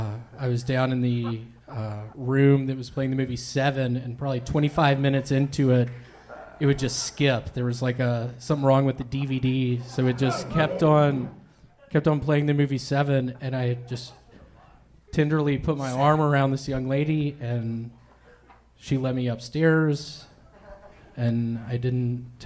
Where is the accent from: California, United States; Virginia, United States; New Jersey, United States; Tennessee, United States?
Tennessee, United States; Memphis; I actually grew up in Memphis in the 70s. I'm 45 right now.